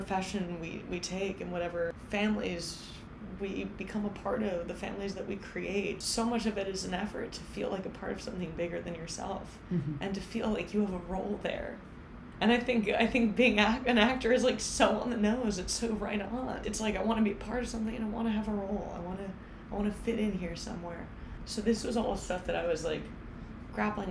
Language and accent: English; Ho-Ho-Kus, New Jersey, United States; I'm from Hohokus, New Jersey. It's, like, a wonderful place. I had, like, the most spectacular childhood